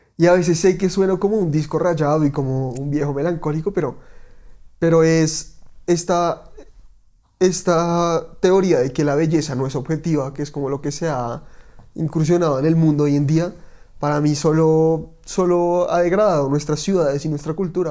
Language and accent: Spanish; Bogotá, Bogotá Capital District, Colombia; soy como todo rolo auténtico